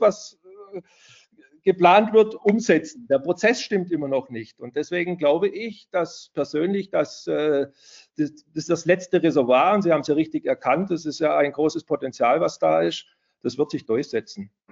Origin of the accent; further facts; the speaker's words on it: Stuttgart, Baden-Württemberg, Germany; ich komme aus Stuttgart